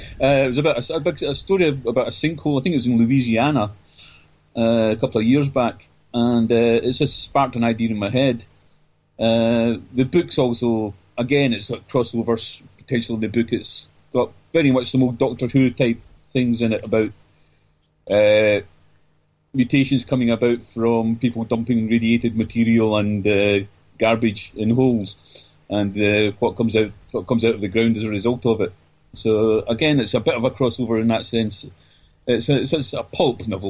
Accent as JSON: {"language": "English", "region": "Scotland", "country": "United Kingdom", "said": "Being a Scot"}